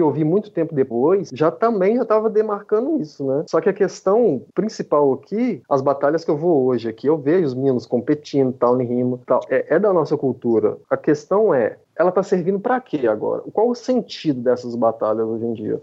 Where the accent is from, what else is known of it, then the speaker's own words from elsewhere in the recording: Southeast Brazil, Brazil; moved away as an adult; eu sou do Sudeste e agora estou no Nordeste aqui há, há cinco anos